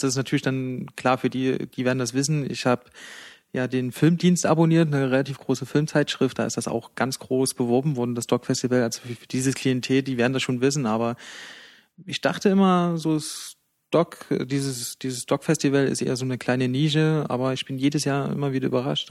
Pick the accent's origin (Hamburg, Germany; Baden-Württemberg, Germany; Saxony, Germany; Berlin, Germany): Saxony, Germany; Leipzig; accent: Saxon; auch wenn man es vielleicht nicht am Dialekt hört, aber das ist meine Heimatstadt